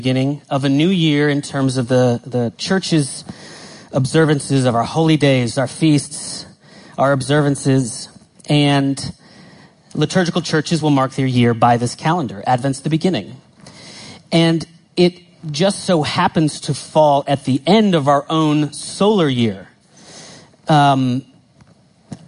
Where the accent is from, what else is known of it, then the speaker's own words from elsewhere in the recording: United States; I grew up in the States